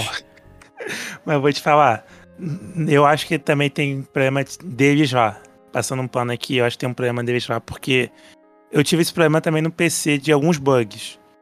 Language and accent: Portuguese; Rio de Janeiro, Brazil; só que eu sou do Rio